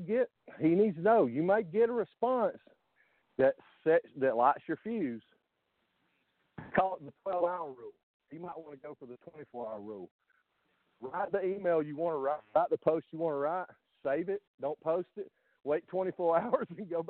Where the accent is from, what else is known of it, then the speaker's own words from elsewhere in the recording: Deep South, United States; I grew up in the Deep South. I grew up in the hills of the Deep South.